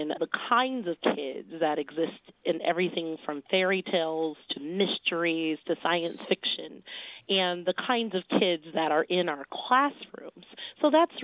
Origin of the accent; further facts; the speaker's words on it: Detroit, Michigan, United States; moved away; I grew up in Detroit